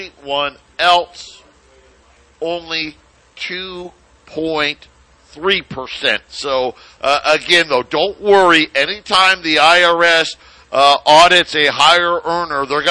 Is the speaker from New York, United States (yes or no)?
yes; Syracuse, New York, United States; Syracuse University, my hometown